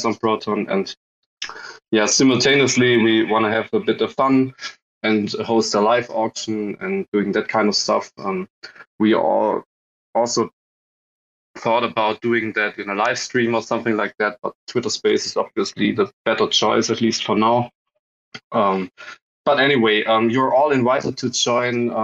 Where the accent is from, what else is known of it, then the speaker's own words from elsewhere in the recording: Germany; We are also coming from Germany